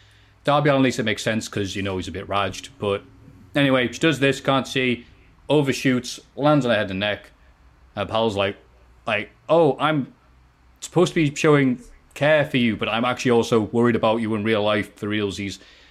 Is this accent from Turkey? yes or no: yes; Turkey; I'm from Turkey, too. And there's really no one to talk wrestling around here.